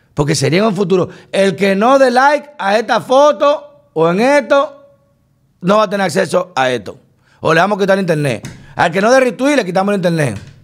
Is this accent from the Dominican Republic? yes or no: yes; Dominican Republic; somos los judíos dominicanos